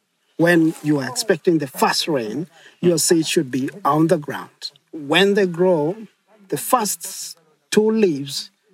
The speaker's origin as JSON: {"language": "English", "town": "Mwingi", "region": "Kitui County", "country": "Kenya", "said": "I come from Mwingi, Migwane, in Kitui County."}